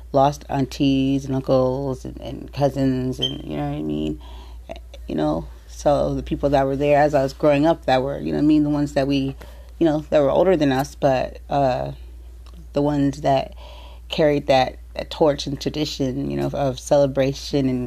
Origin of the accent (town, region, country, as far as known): San Diego, California, United States; born or raised there